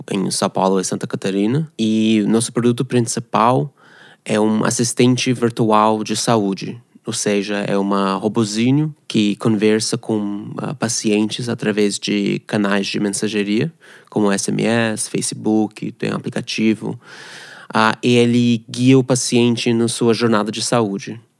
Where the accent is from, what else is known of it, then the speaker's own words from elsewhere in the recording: Canada; Portuguese is a second language; moved away as an adult; also born or lived in Moscow, Russia / Ghana; now in Brazil; Eu nasci na Rússia, em Moscou. A, a família saiu quase tipo refugiado para Canadá. Uh, cresci lá no Canadá, sou canadense.